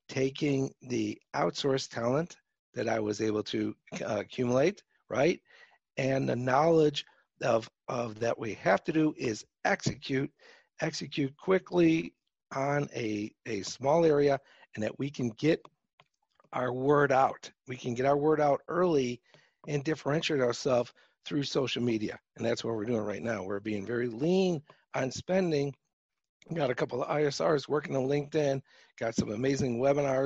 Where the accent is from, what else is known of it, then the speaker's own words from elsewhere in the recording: Chicago, Illinois, United States; accent: Chicago; my Chicago accent I have